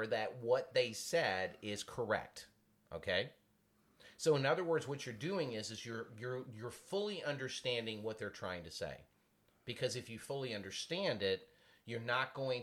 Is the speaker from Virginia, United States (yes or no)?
yes; Virginia, United States; I had to use the word ain't because I'm from the South, from Virginia